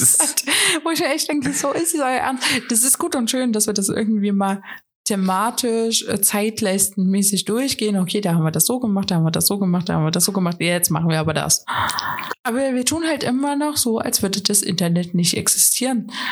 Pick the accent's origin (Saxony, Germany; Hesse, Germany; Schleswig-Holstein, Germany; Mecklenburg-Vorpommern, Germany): Saxony, Germany; Riesa; Ich komme aus Riesa